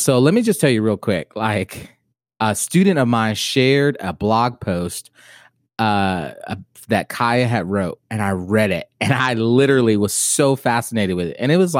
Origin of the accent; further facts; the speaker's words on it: Naples, Florida, United States; moved away; also born or lived in Kentucky; Bro, I'm from Naples, Florida.